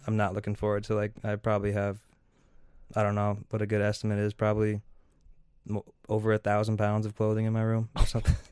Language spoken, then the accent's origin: English; Seattle, Washington, United States; moved away as an adult; now in Minnesota, United States; I came over from Seattle. That's where I was born and raised.